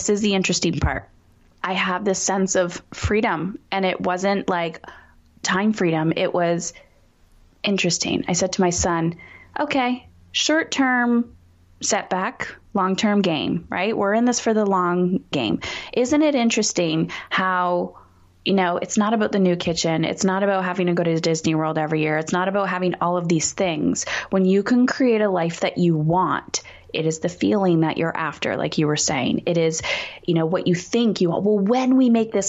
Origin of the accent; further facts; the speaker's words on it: Canada; I'm Canadian